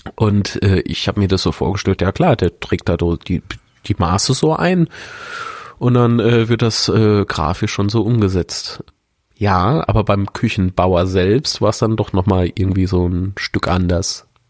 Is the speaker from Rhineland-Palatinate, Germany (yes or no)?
yes; Rhineland-Palatinate, Germany; now in Coburg, Germany; an meine alte Heimat erinnert. Ich komme aus Rheinland-Pfalz